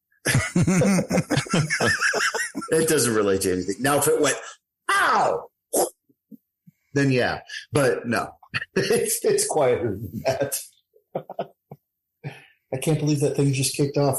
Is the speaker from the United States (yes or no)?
yes; Anchorage, Alaska, United States; I grew up in Anchorage, Alaska